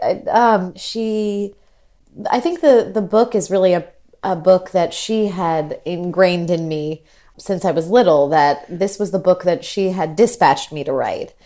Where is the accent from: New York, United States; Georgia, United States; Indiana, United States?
New York, United States; I grew up in New York